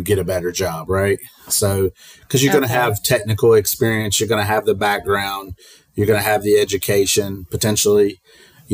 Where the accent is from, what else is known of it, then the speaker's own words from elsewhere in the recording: North Carolina, United States; moved away as an adult; also born or lived in New Mexico / Germany / Nebraska; I grew up in North Carolina, moved around